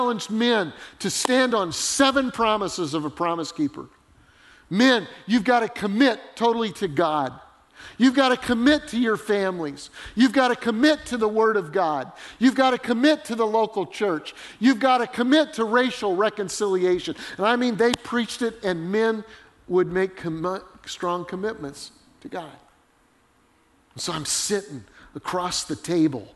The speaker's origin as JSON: {"language": "English", "region": "Colorado", "country": "United States", "tie": "born or raised there", "said": "I grew up in Colorado."}